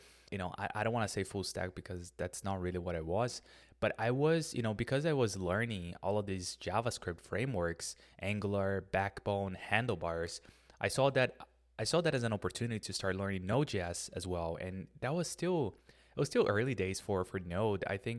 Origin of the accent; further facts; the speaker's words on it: Brazil; I'm originally from Brazil, and in Brazil, for you to have a MacBook, for you to have to buy an iPhone, it's just a lot of money.